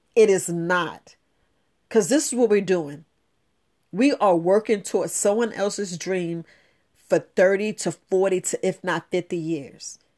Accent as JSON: {"language": "English", "region": "New York", "country": "United States", "tie": "born or raised there", "said": "growing up in New York"}